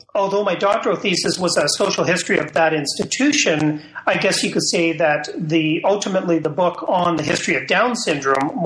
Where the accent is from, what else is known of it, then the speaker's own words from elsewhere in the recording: London, Ontario, Canada; I'm a Canadian. I grew up in Ontario, in London, Ontario